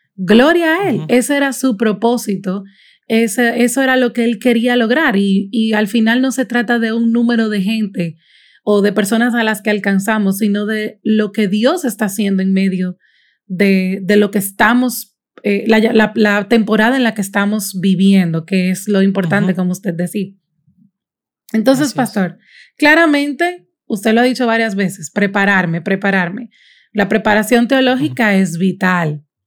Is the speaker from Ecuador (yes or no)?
no; Dominican Republic; soy dominicana, vivo en Santo Domingo